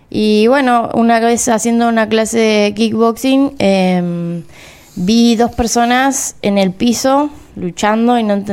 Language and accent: Spanish; Cululú, Santa Fe, Argentina; yo me crié en el campo, en Cululú, y, bueno, allá no había muchas opciones, pero en el pueblo eh, iba un profesor de taekwondo